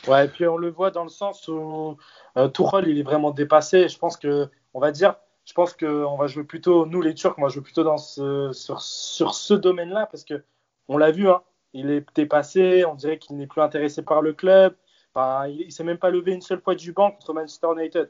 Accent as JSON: {"language": "French", "country": "Turkey", "said": "on est turc"}